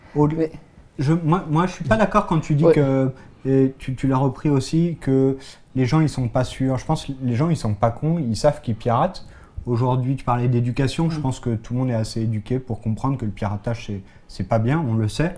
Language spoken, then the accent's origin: French; France; En tant que Français